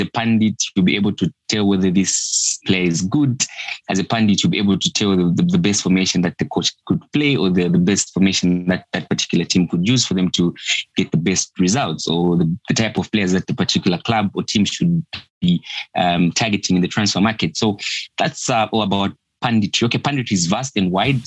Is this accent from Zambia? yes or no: yes; Lusaka, Lusaka Province, Zambia; I'm from Lusaka, Zambia